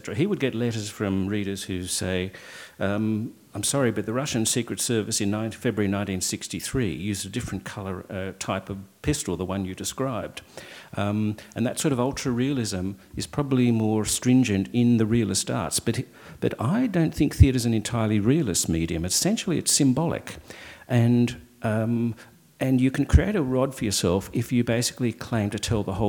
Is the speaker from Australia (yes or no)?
yes; Australia; I'm Australian